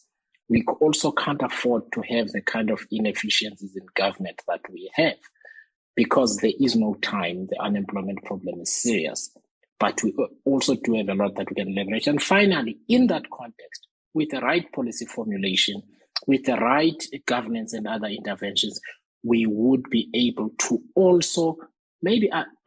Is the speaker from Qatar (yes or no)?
no; Eastern Cape, South Africa; I come from the Eastern Cape